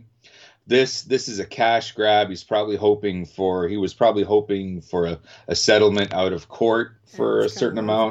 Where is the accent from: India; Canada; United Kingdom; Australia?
Canada; I'm also Canadian